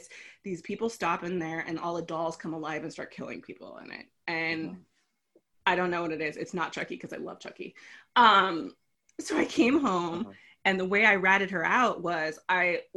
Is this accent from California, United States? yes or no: yes; Los Angeles, California, United States; I live in California. I was born and raised in Los Angeles